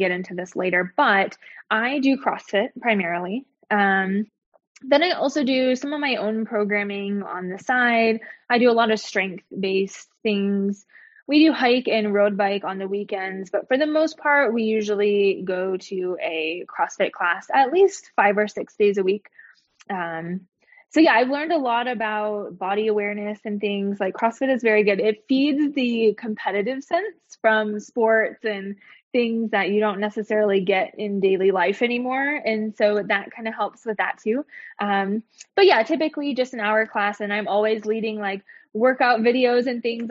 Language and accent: English; Midwest, United States; moved away as an adult; now in Utah, United States; I grew up in the Midwest. And then we moved out to Utah last year